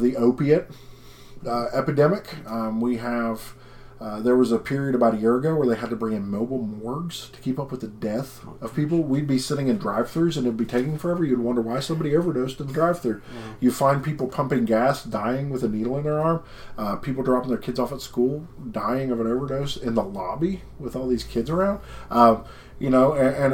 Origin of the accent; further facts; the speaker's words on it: West Virginia, United States; growing up in West Virginia